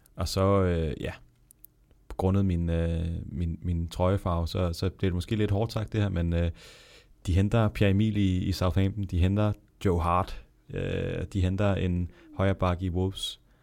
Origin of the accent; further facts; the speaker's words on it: Denmark; som dansker